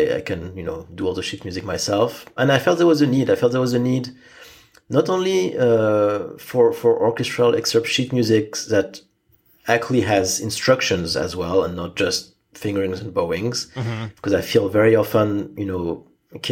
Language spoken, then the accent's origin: English; Strasbourg, Grand Est, France; now in Boston, United States; my hometown orchestra, which was Strasbourg